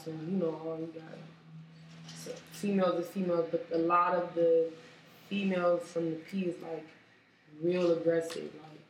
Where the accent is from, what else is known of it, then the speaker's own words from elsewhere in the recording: Sacramento, California, United States; I was born and raised in Oak Park.